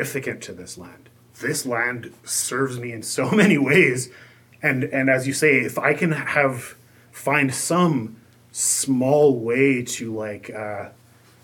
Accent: Canadian Prairies, Canada; I have been born and raised on the Canadian prairies my entire life

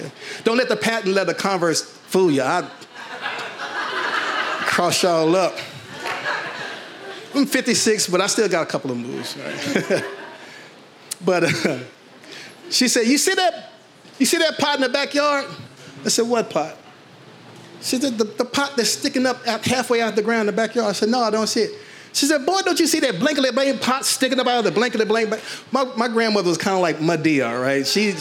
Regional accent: Fort Worth, Texas, United States; I grew up in Fort Worth.

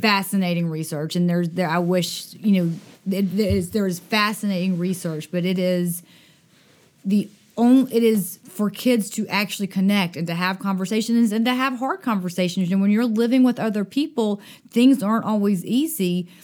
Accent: Dothan, Alabama, United States; I grew up in Dothan, Alabama

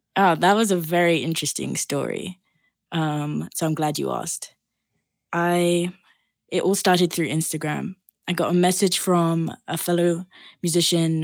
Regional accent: Barbados; moved away as an adult; now in London, United Kingdom; I grew up in the Caribbean, in the island of Barbados.

